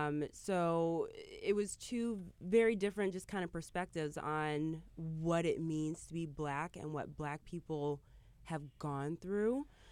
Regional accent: Michigan, United States; I grew up in Michigan, in the Midwest. My father is from New York. My father is from Harlem. My mother is from Virginia.

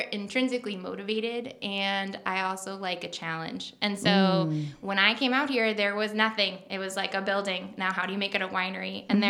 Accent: New York, United States; accent: Long Island; I was born and raised on Long Island. I don't have the accent, but I can bring it out

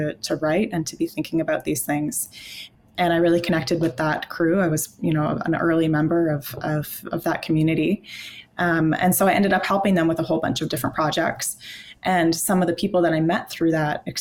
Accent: Canada; I am Canadian. I've always been Canadian

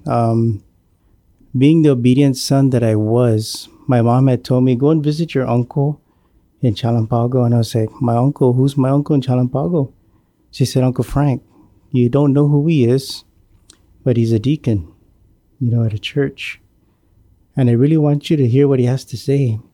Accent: Maina, Guam; I grew up in the village of Maina, and, uh, I was born and raised on Guam

